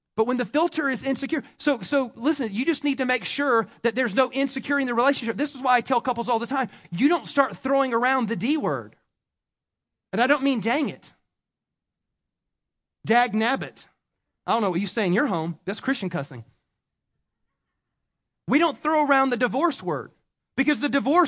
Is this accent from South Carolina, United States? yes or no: yes; South Carolina, United States; accent: Southern; I have a Southernism because I'm from South Carolina.